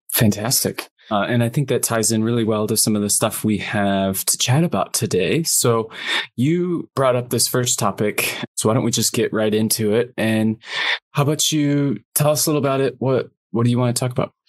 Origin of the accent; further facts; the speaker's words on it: small town in Michigan near Flint, United States; I grew up in a smaller town in Michigan. We were only like 15 miles from Flint